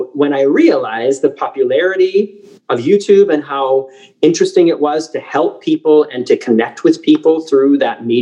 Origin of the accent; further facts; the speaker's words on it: South St. Paul, Minnesota, United States; moved away as an adult; also born or lived in Wisconsin; now in Hamburg, Germany; I was born in South St. Paul, Minnesota on a snowy night in April